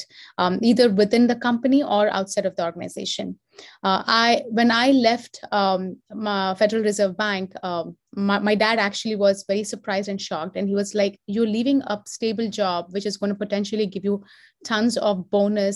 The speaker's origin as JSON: {"language": "English", "town": "Hyderabad", "region": "Telangana", "country": "India", "tie": "born or raised there", "moved": "as an adult", "lives_now": "United States", "said": "I am from Hyderabad. I've done all of my education there. I moved to the US in 2005."}